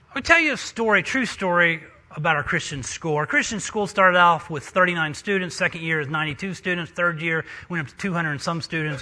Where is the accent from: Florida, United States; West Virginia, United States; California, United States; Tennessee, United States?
West Virginia, United States; moved away; I'm a missionary from West Virginia.